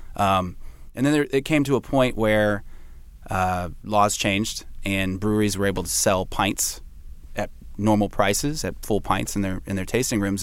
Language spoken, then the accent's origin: English; San Francisco, California, United States; moved away; I'm from San Francisco in the Bay Area, and I bounced around a bit